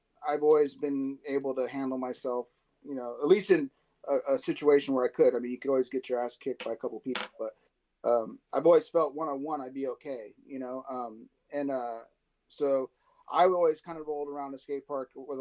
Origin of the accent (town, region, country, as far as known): San Diego, California, United States; born or raised there; also born or lived in Orange County